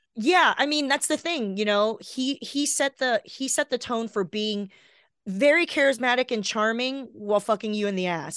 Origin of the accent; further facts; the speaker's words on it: Taiwan; now in Los Angeles, United States; I'm from Taiwan